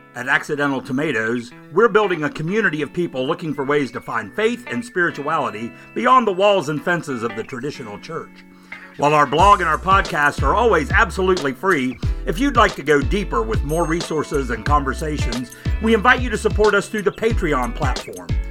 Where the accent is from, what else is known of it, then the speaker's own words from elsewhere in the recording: West Virginia, United States; I'm from West Virginia. I'm a native of West Virginia